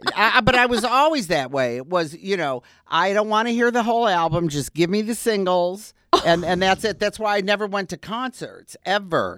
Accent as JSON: {"language": "English", "town": "Detroit", "region": "Michigan", "country": "United States", "tie": "born or raised there", "also_born_or_lived": "Wisconsin", "moved": "as an adult", "said": "I grew up in Detroit."}